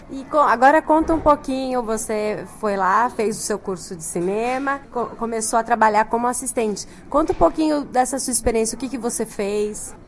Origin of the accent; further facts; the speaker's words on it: São Paulo, Brazil; eu sou paulistana